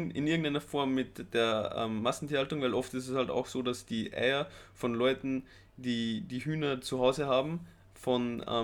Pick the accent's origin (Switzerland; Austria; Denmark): Austria; moved away; ich komme aus Österreich mhm. ursprünglich, -hmm. am Land